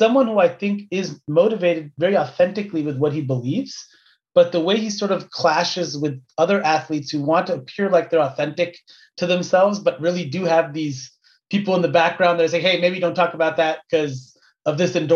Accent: United States; as an American

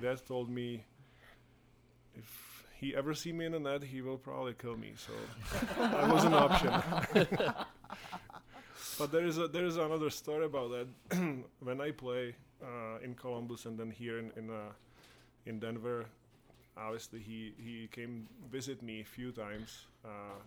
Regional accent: Czechia; English is a second language; moved away as an adult; also born or lived in Russia; Like every other kid growing up in Czech Republic, you know, a lot of outdoor games outside

